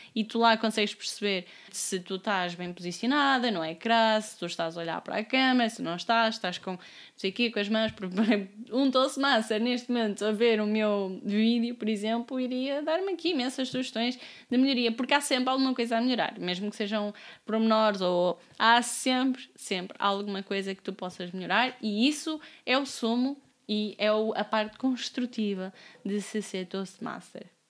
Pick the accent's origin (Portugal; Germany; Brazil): Portugal; Amarante, Norte; also born or lived in Braga; now in Lisbon, Portugal; tenho pronúncia, eu sou de Amarante, vivi nove anos em Braga, agora estou em Lisboa